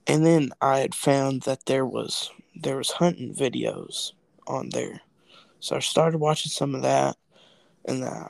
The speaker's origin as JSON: {"language": "English", "region": "Kentucky", "country": "United States", "said": "we're both from Kentucky"}